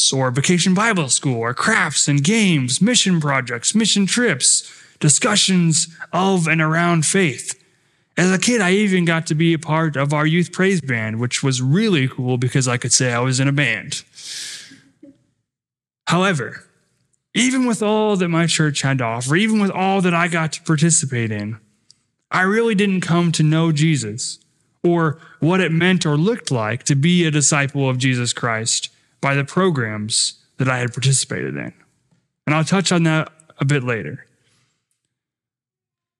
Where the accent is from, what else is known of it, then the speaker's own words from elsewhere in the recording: Rapid City, South Dakota, United States; I grew up in Rapid City, South Dakota, attending South Canyon Lutheran Church.